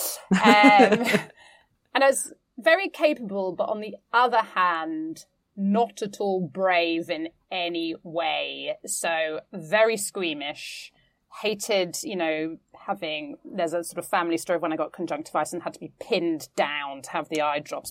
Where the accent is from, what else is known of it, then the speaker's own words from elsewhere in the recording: London, United Kingdom; I grew up in East London, and we were part of a very tight community